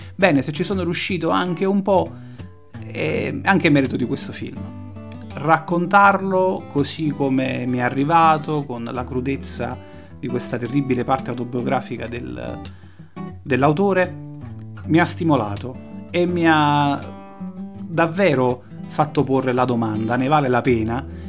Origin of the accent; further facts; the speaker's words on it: Naples, Campania, Italy; io da napoletano